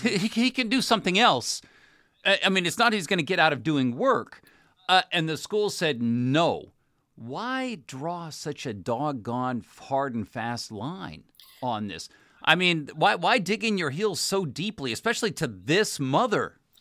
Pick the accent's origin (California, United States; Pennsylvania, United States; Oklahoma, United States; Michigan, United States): California, United States; my home state